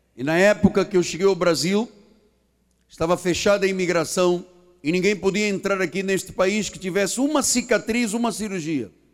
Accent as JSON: {"language": "Portuguese", "country": "Portugal", "moved": "yes", "lives_now": "Brazil", "said": "porque eu sou estrangeiro, eu sou português"}